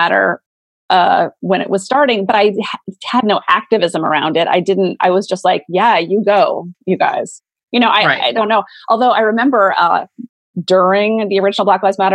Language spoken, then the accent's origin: English; Montana, United States; moved away; I'm from Montana originally. Like I grew up with guns.